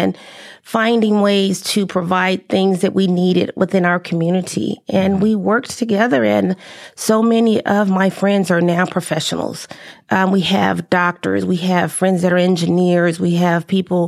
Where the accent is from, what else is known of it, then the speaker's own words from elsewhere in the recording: Chicago, Illinois, United States; moved away as an adult; also born or lived in Alabama; now in Texas, United States; I was born and raised in Chicago